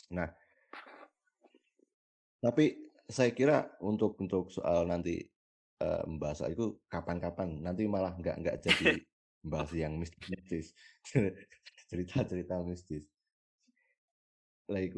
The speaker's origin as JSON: {"language": "Indonesian", "town": "Selo", "region": "Central Java", "country": "Indonesia", "tie": "born or raised there", "said": "di desaku sendirilah di desaku lalu di daerah eh, Selo sebelah timur Merapi sebelah timur utara Merapi"}